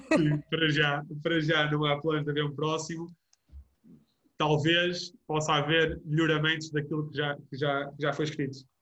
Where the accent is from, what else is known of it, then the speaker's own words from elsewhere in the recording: Vouzela, Centro, Portugal; also born or lived in Porto; para Vouzela, para a minha terra de natal